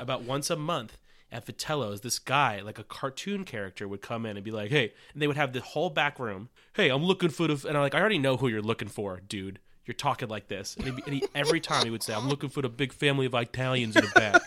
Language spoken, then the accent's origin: English; Los Angeles, California, United States; my hometown, uh, North Hollywood, California